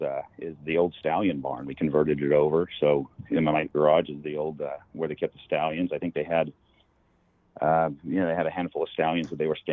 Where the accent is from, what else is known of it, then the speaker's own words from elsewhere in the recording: Missouri, United States; also born or lived in Bakersfield, California; now in Lexington, United States; I'm originally from Missouri.